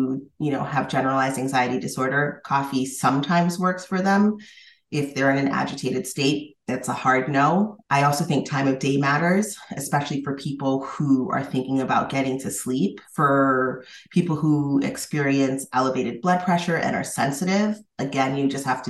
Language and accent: English; Massachusetts, United States; I'm from Massachusetts